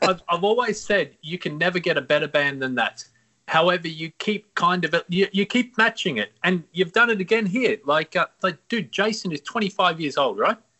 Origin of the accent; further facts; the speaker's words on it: Australia; born and raised in Australia